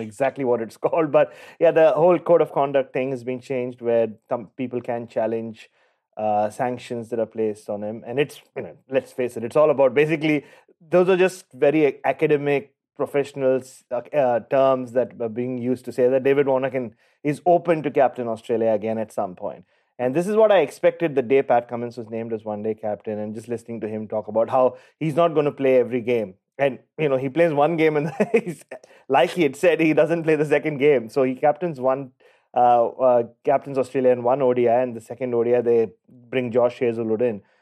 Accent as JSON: {"language": "English", "town": "Mumbai", "region": "Maharashtra", "country": "India", "tie": "born or raised there", "said": "I grew up in Mumbai"}